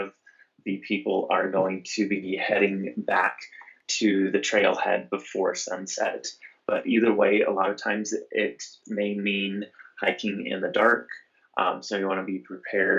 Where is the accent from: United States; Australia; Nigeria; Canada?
United States; Nebraska; now in Western Colorado, United States; Growing up in Nebraska, my parents would take me camping a lot